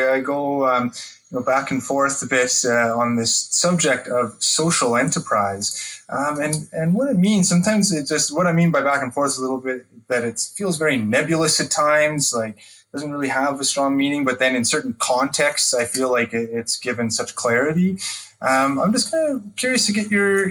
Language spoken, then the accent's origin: English; Alberta, Canada; having been born and raised in Alberta